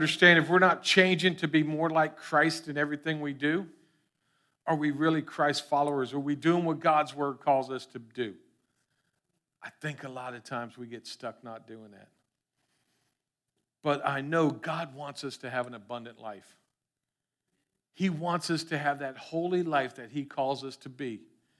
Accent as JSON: {"language": "English", "region": "Florida", "country": "United States", "tie": "born or raised there", "said": "Lord knows we grew up in South Florida. Everyone has seen ficus trees."}